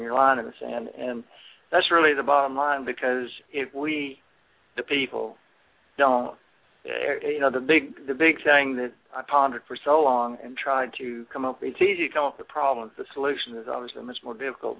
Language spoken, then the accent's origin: English; Texas, United States; as a Texan, six generations